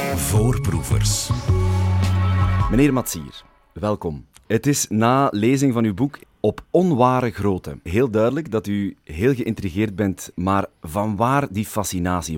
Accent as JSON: {"language": "Dutch", "region": "Flanders", "country": "Belgium", "said": "Ik ben een Vlaming"}